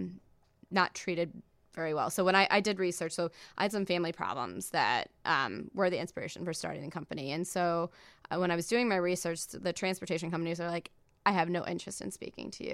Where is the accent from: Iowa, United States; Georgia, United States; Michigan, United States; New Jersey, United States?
Iowa, United States; I grew up in Iowa, um, in a town of, like, twenty-five thousand people